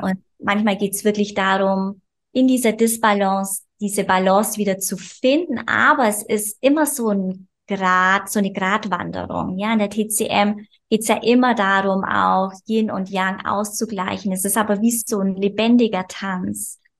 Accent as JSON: {"language": "German", "region": "Bavaria", "country": "Germany", "said": "ich komme aus Bayern, aus lebe auf dem Land mit meinem Mann."}